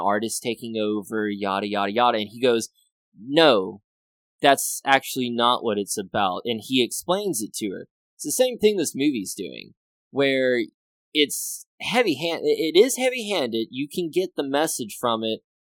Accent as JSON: {"language": "English", "town": "Grand Cane", "region": "Louisiana", "country": "United States", "tie": "born or raised there", "said": "I grew up in Grand Cane, little tiny small village"}